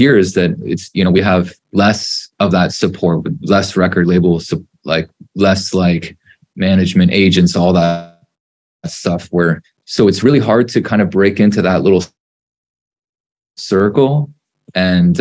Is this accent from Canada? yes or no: yes; Canada; being Canadian